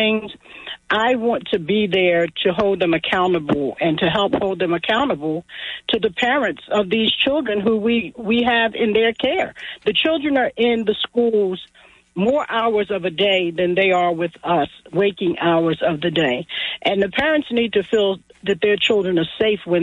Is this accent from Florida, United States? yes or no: no; Atlantic City, New Jersey, United States; born and raised in Atlantic City, a native of the inlet in Atlantic City.